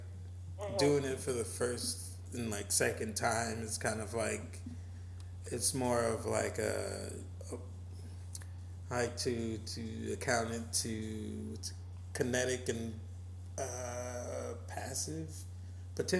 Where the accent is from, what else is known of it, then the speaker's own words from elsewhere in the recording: New Orleans, Louisiana, United States; growing up in the New Orleans area